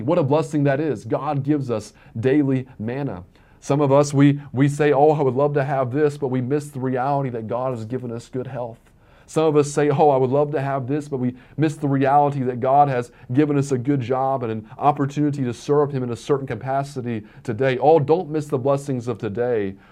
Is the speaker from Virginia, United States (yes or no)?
yes; Virginia, United States; growing up in Virginia